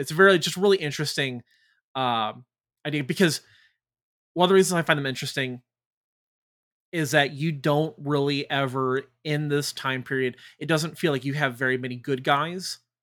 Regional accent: United States; we rebelled against them as Americans

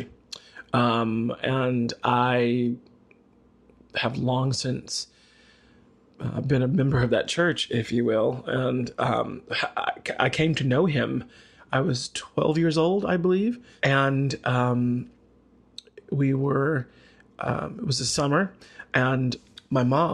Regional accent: the South, United States; Growing up in the South, being a little gay boy

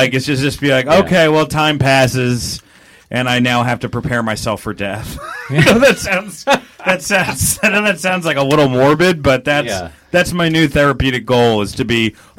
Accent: Milwaukee, Wisconsin, United States; I gotta talk about growing up in Milwaukee now.

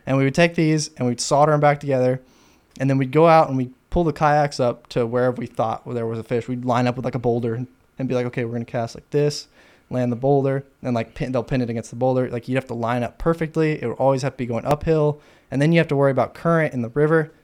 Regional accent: Fort Worth, Texas, United States; now in Austin, United States; Fort Worth, Texas.

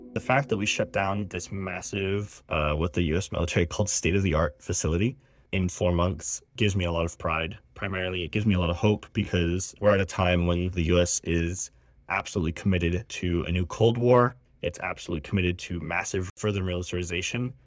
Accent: Kailua, Hawaii, United States; my hometown of Kailua

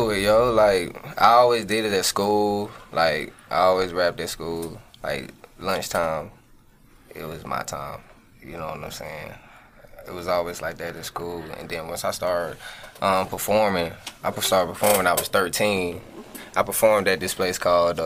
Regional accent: Winston-Salem, North Carolina, United States; I'm originally from Winston-Salem, mm-hmm. North Carolina, 1405 Harrison Avenue, North Side

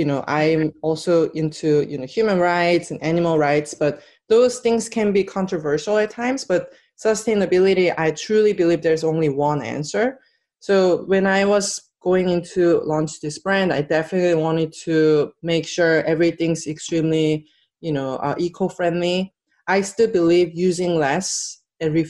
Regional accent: South Korea; now in United States; And I'm from Korea.

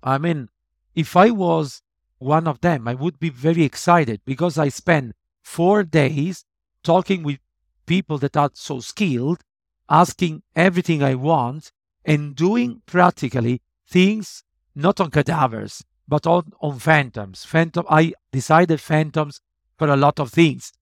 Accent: Italy; my hometown in Italy

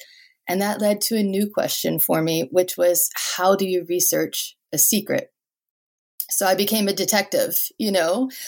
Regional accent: New Orleans, Louisiana, United States; moved away; Well, originally I'm from New Orleans, so I grew up dancing

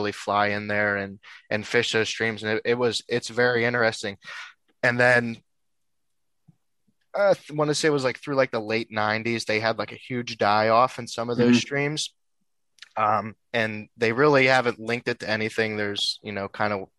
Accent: Western Pennsylvania, United States; I'm from Western Pennsylvania, kind of born and raised here, still live around Western Pennsylvania

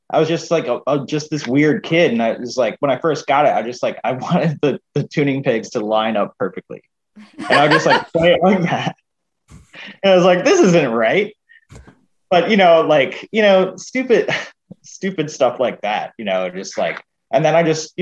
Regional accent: Maryland, United States; moved away; I'm from Maryland originally

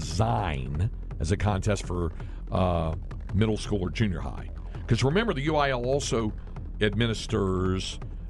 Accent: Greensboro, North Carolina, United States; moved away; back to the home state of North Carolina.

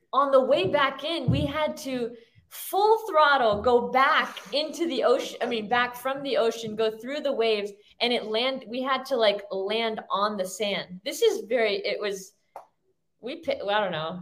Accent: Florida, United States; moved away as an adult; also born or lived in New Jersey; now in Orange County, United States; born in Jersey, raised my whole life in Florida

